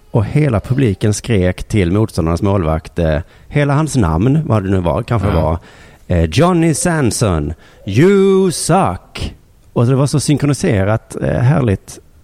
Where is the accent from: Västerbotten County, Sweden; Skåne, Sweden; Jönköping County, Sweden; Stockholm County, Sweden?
Skåne, Sweden; Lund; i min hemstad